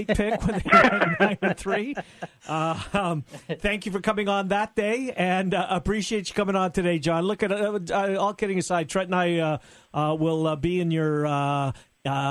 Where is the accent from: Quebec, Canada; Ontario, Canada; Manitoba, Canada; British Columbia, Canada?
Manitoba, Canada; Winnipeg; born and raised in Winnipeg